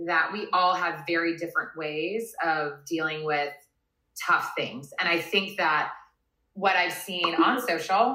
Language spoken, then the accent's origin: English; Virginia, United States; moved away as an adult; now in California, United States; I grew up in Virginia